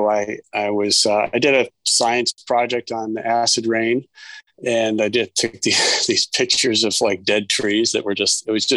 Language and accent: English; Ann Arbor, Michigan, United States; moved away as an adult; now in Bethesda, Maryland, United States; I grew up in Ann Arbor, Michigan